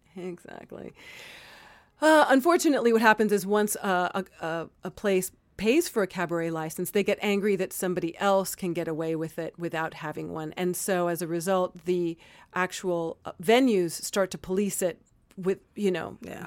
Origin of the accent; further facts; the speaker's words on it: Miami, Florida, United States; Growing up in Miami, it was very Republican